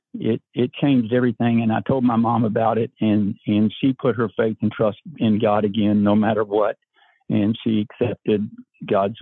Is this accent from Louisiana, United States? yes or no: no; New Albany, Indiana, United States; I grew up in First Baptist Church of New Albany, Indiana, and we went every Sunday